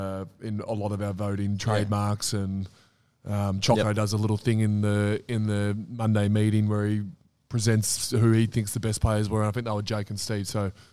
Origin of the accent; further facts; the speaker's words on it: Melbourne, Victoria, Australia; also born or lived in Langwarrin, Victoria / Mornington Peninsula, Victoria; I grew up in Bentley. I grew up in McKinnon, near Bentley.